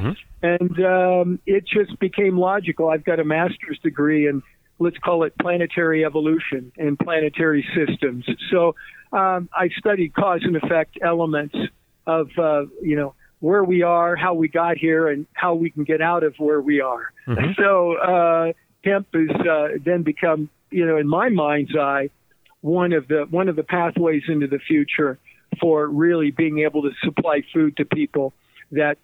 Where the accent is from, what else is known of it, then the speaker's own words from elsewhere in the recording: Midwest, United States; I grew up in the Midwest.